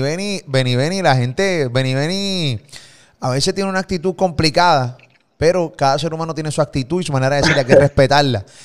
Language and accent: Spanish; Puerto Rico; Desde Puerto Rico para el mundo